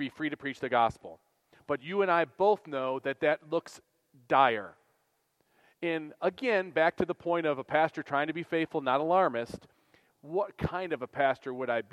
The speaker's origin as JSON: {"language": "English", "country": "United States", "said": "American Christians"}